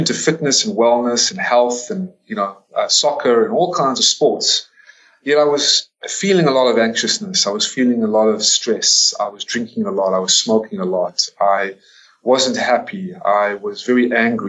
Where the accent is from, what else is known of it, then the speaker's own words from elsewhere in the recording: United States; also born or lived in South Africa / Atlanta, Georgia; I am an American citizen, born and raised in America, born in South Africa